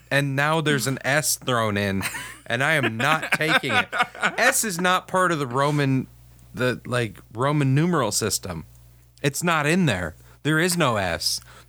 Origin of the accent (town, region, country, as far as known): United States